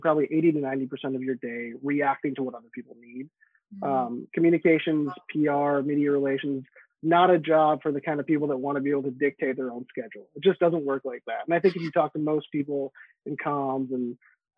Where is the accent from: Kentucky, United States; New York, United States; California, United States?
California, United States; San Francisco; I grew up in San Francisco